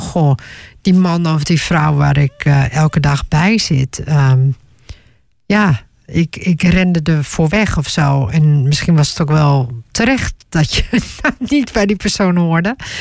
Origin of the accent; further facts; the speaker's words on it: Netherlands; ook al ben ik in Nederland geboren